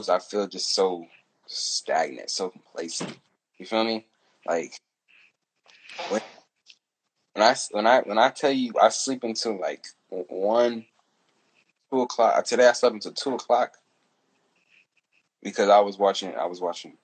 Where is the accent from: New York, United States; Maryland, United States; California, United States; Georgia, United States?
California, United States; the East; I'm from the East